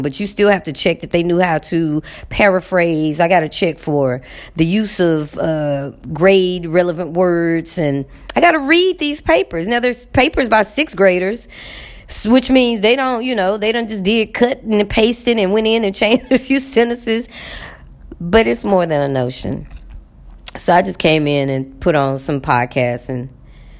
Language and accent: English; Texas, United States; moved away; I'm from Texas